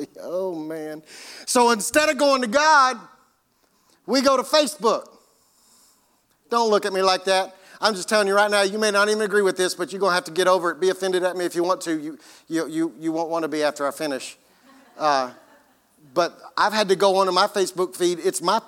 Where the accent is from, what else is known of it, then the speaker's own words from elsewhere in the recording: United States; as Americans